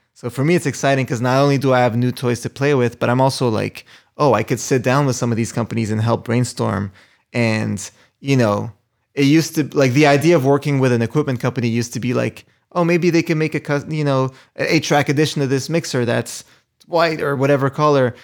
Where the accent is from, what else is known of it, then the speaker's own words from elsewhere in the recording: Montreal, Quebec, Canada; moved away; also born or lived in New York / Los Angeles; Originally from Montreal